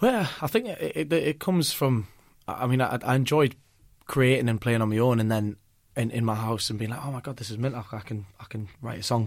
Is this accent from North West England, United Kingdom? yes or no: no; North Shields, North East England, United Kingdom; I'm from North Shields